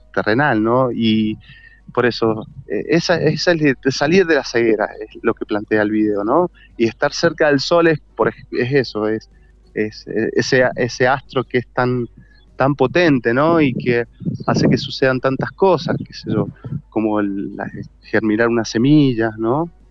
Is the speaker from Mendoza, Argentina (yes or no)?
yes; Mendoza, Argentina; soy de Mendoza